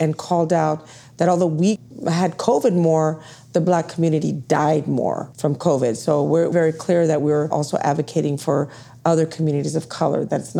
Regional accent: Houston, Texas, United States; moved away; I was actually born in Houston. I'm from Texas originally.

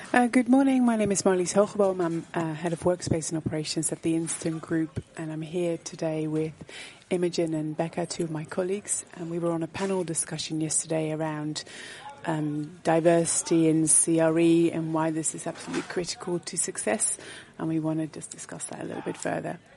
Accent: Netherlands; moved away as an adult; now in United Kingdom; born and bred in the Netherlands and having lived and worked in the UK for 23 years

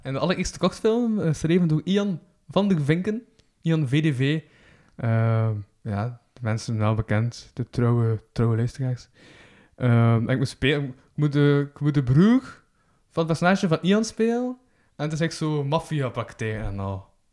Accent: Kortrijk, Flanders, Belgium; accent: West Flemish; ik ben dan zo van Kortrijk

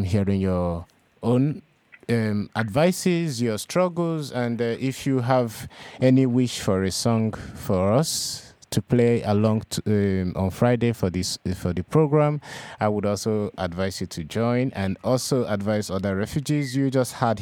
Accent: Nigeria; moved away as an adult; now in Europe

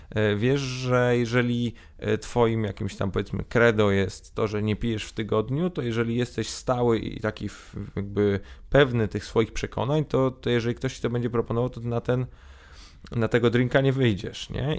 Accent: Poland; urodziliśmy się w Polsce, e, wychowaliśmy się w Polsce

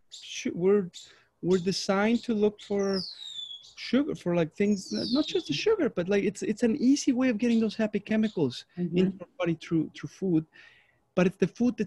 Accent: Mexico; moved away; I'm from Mexico

